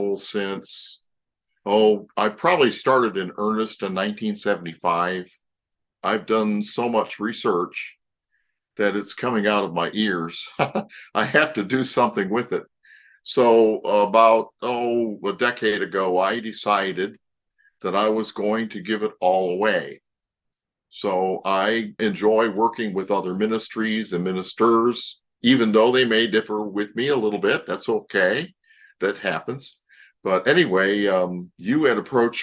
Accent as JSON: {"language": "English", "town": "Toledo", "region": "Ohio", "country": "United States", "tie": "born or raised there", "said": "I grew up in Toledo, Ohio."}